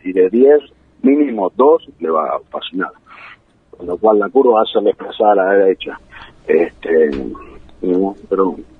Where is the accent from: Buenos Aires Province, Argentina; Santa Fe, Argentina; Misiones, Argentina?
Buenos Aires Province, Argentina; San Isidro; moved away; Yo soy de Buenos Aires, este, nací en, San Isidro